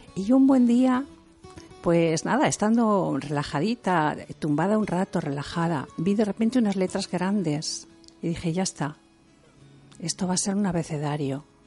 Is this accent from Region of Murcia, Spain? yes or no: no; Santander, Cantabria, Spain; Yo soy de Cantabria, de Santander. Y en Santander, en cuando yo era pequeña, em, había mucho turismo